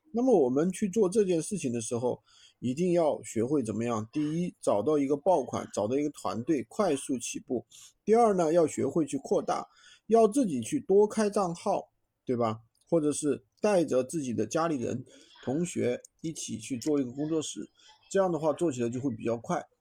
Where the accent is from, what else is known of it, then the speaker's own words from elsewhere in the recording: Sichuan, China; 我是四川的